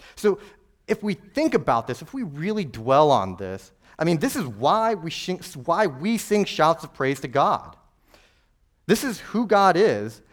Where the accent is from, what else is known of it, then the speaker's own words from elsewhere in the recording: New Mexico, United States; I'm from New Mexico